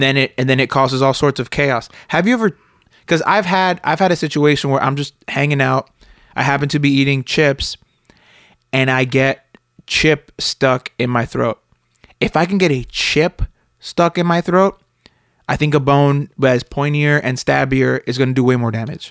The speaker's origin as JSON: {"language": "English", "town": "Miami", "region": "Florida", "country": "United States", "tie": "born or raised there", "moved": "yes", "said": "I grew up in Miami with a lot of banana spiders"}